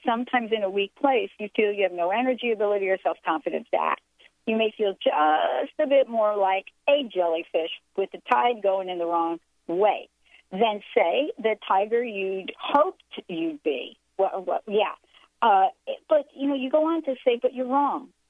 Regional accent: New York, United States; I'm a girl from New York

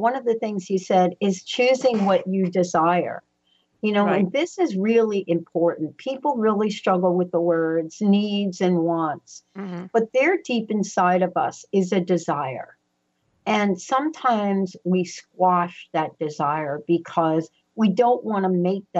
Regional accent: New York City, New York, United States; now in Pacific Northwest, United States; I'm a girl from the Bronx, New York. I never thought in a million years that I would be sitting here in the Pacific Northwest

